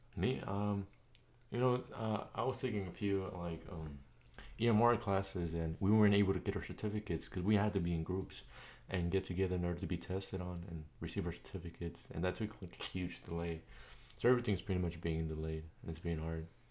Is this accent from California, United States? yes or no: yes; San Diego, California, United States; we're both teenagers from California, San Diego